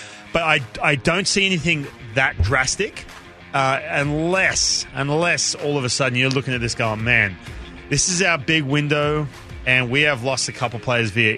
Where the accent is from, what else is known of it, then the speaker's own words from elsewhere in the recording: Newcastle, New South Wales, Australia; moved away; Parramatta Eels was my team as a kid, but I grew up in Newcastle